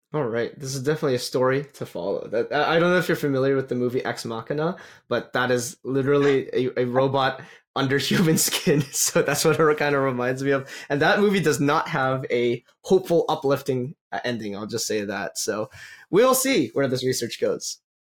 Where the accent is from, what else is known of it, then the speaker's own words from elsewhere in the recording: Calgary, Alberta, Canada; I'm from Calgary